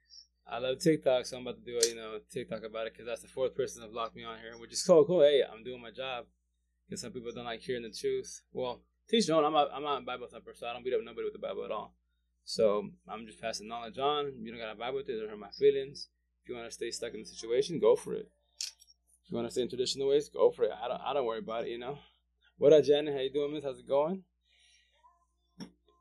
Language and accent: English; Yakima Valley, Washington, United States; I'm from Yakima Valley, but go to Seattle side to do the farmers market